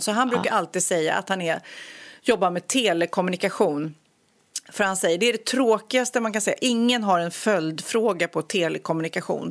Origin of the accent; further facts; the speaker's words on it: Storholmen, Stockholm County, Sweden; jag växte upp på Storholmen där, ön